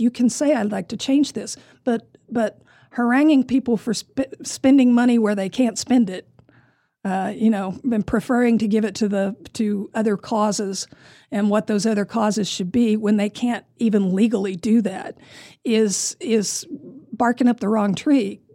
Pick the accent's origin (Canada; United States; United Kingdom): United States; Amarillo, Texas; also born or lived in California; born and raised in Amarillo